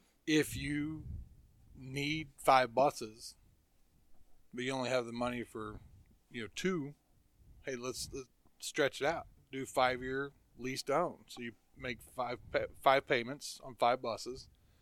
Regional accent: Midwest, United States; when I came from the Midwest

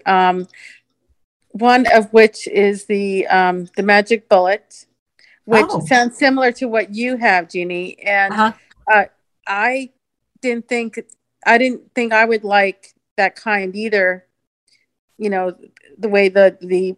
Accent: Phoenix, Arizona, United States; I'm from Phoenix

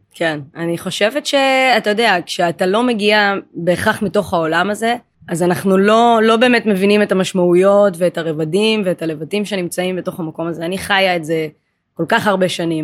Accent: Israel; נולדתי בארץ, אבל ההורים הביולוגיים הם אתיופים, ממוצא אתיופי

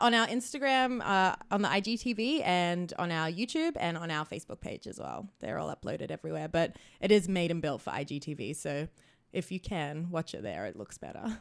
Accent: New South Wales, Australia; also born or lived in Sunshine Coast, Queensland; now in Vancouver, Canada; I grew up in New South Wales, but then I lived on the sunshine coast of Queensland for a few years before I moved out here

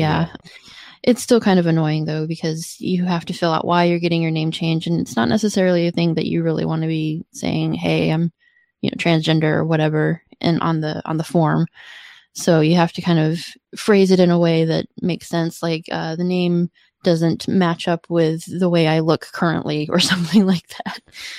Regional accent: Georgia, United States; also born or lived in Illinois / Washington; So I'm originally from Georgia, and then I moved to Illinois, and then I moved to Washington State, and then I moved here.

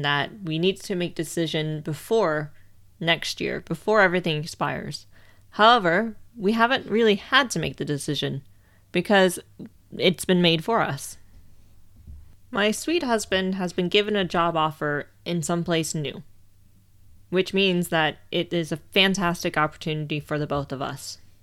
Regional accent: near Cleveland and Akron, Ohio, United States; moved away as an adult; also born or lived in Leeds, England / London, England; now in Norwich, United Kingdom; I was born and raised in a small village near Cleveland and Akron. in the state of Ohio

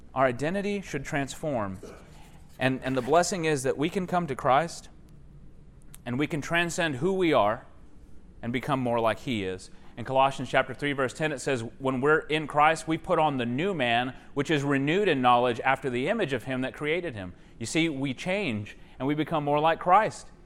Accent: Texas, United States; I'm from Texas

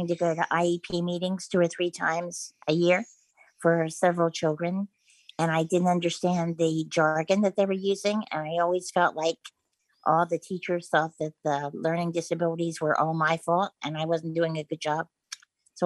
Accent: Eastern Shore of Maryland, United States; I grew up on the Eastern Shore of Maryland

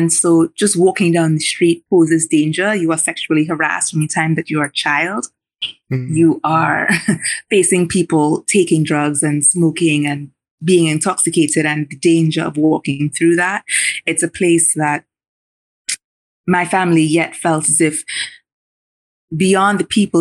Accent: Diego Martin, Trinidad & Tobago; moved away; I grew up in Diego Martin, I grew up in Covin Road

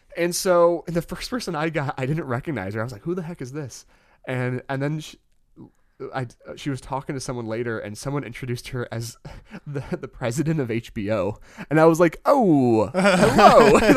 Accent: Michigan, United States; we're from Michigan

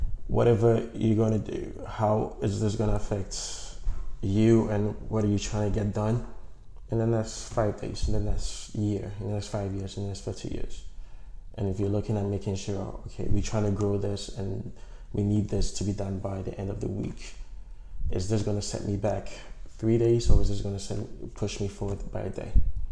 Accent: Ghana; moved away as an adult; also born or lived in Toronto, Canada; now in Canada; I'm from Ghana. I came to Canada to study public admin and justice studies at York University

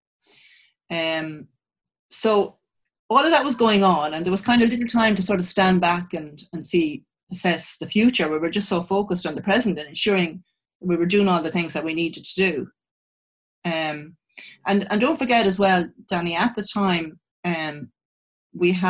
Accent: Ireland; as an Irish person

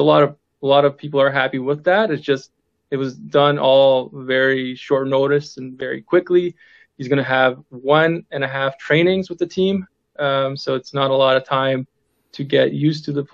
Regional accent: Serbia; now in Canada; I'm from there. I've just been in Canada, living here, working here for the last couple decades, but I'm from Serbia. I'm Serbian

